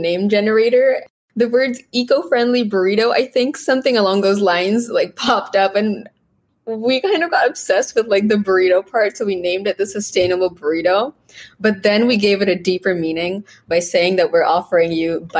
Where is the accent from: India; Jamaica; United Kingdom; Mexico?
India; now in Canada; I'm from India